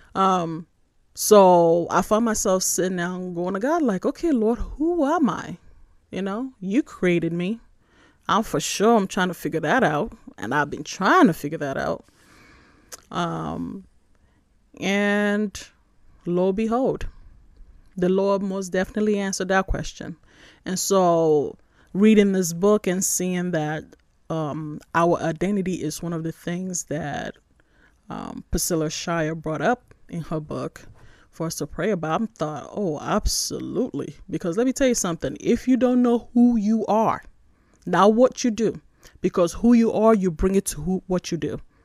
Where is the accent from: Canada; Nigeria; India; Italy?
Nigeria; moved away; also born or lived in New York, United States; I was born in New York, but I was raised in Nigeria